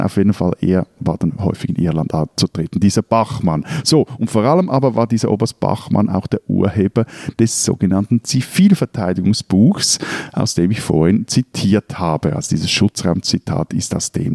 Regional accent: Switzerland; als Schweizer

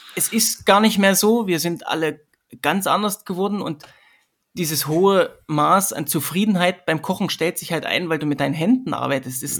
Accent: Sömmerda, Thuringia, Germany; also born or lived in Erfurt; now in Vienna, Austria; Ich komme ursprünglich aus Sömmerda, das ist ähm, das Silicon Valley von der damaligen DDR.

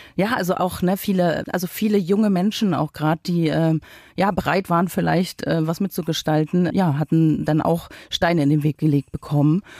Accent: Uckermark, Brandenburg, Germany; moved away as an adult; also born or lived in West Germany; Ich habe äh, quasi mein halbes Leben äh, im Ostdeutschland verbracht, bin dort aufgewachsen

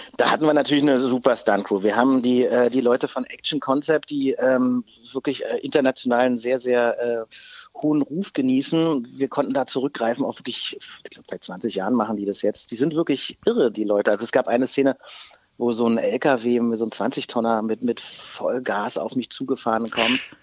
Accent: Berlin, Germany; born or raised there

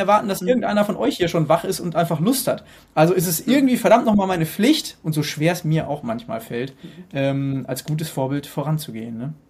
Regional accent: Hesse, Germany; Ich komme aus Hessen

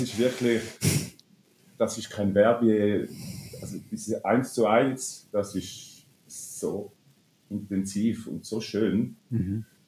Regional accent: Toggenburg, St. Gallen, Switzerland; komme ich aus dem Toggenburg, wunderschöne Toggenburg. Und als Kind, wenn ich zum Fenster rausgeschaut habe, habe ich die sieben Kurfürsten gesehen

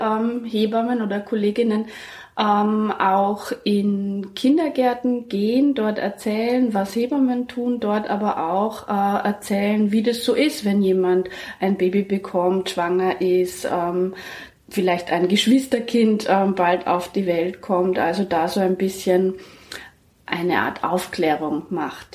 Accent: Germany; moved away; ich komme aus Deutschland, in Erlangen

